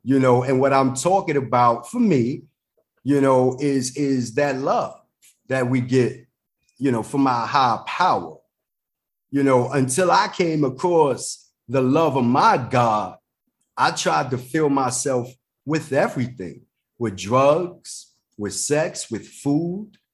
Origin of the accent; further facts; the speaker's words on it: New York City, New York, United States; I'm from the Bronx, New York